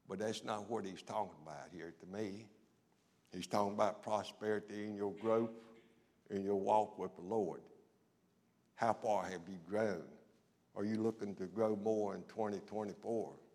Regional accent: Rocky Mount, North Carolina, United States; old redneck boy from Rocky Mount

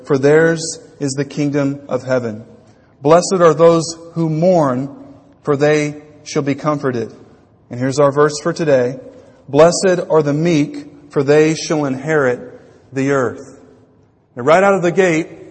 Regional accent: Louisiana, United States; When I was growing up in Louisiana

